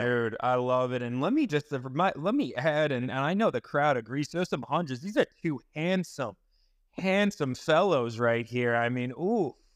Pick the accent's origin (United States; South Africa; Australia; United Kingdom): United States; eastern Long Island, New York; now in Clearwater, United States; I was actually born and raised on Long Island. I'm living in Florida now